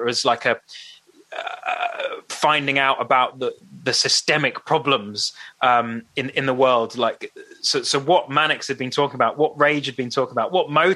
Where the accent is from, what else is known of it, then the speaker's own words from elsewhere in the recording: St Albans, East of England, United Kingdom; we come from St. Albans